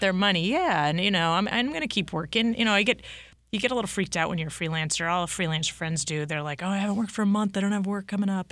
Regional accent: Massachusetts, United States; I grew up in Massachusetts

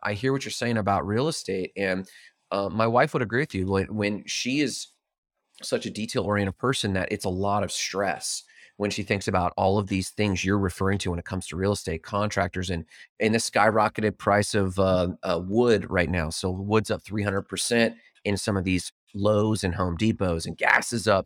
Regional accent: Fort Myers, Florida, United States; my hometown that got hit by hurricane

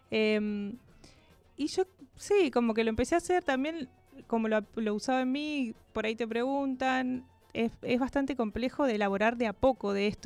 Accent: Neuquén, Argentina; also born or lived in Córdoba; Soy neuquina

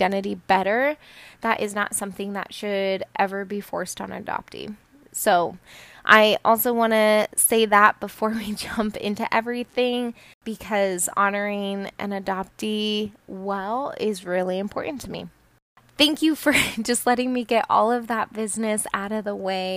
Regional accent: Colorado, United States; also born or lived in Peru; I was adopted from Peru and I was raised in a pretty non-diverse community in Colorado

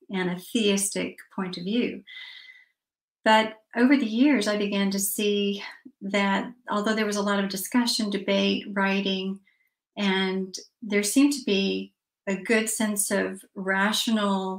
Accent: Atlanta, Georgia, United States; I am from Atlanta, Georgia

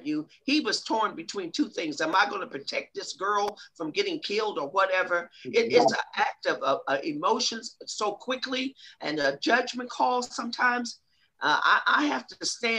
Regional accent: Ohio, United States; that's my hometown

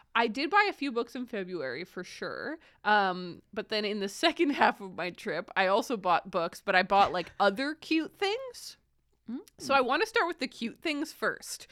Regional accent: Kingston, Ontario, Canada; moved away; I mainly grew up in Kingston

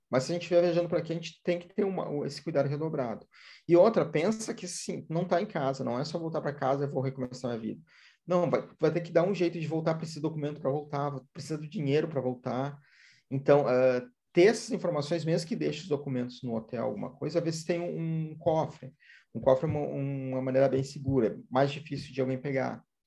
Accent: Brazil; a gente é brasileiro

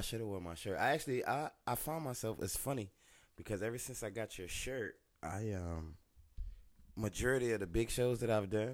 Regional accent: Philadelphia, Pennsylvania, United States; moved away as an adult; now in Texas, United States; I am from South Philly

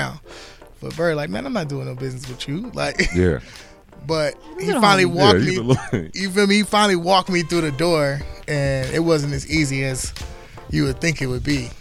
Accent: Los Angeles, California, United States; I'm off the east side of South Central, like Manchester, Broadway area

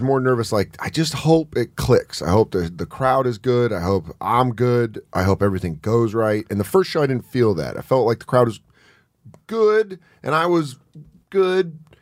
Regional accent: Rocky Mountains, United States; I'm from the Rocky Mountains

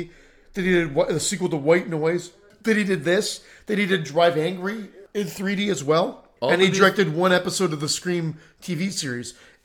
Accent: Pennsylvania, United States; I'm from Pennsylvania.

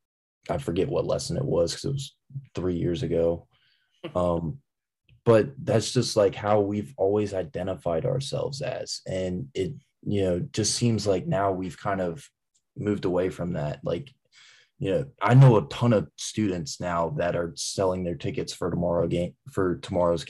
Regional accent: Roanoke, Virginia, United States; also born or lived in Blacksburg, Virginia; I grew up in Roanoke, Virginia

